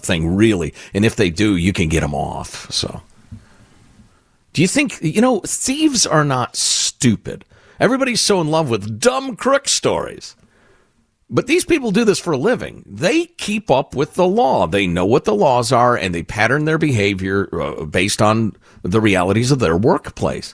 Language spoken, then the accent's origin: English; Chicago, Illinois, United States; I was a kid interested in politics growing up in Chicagoland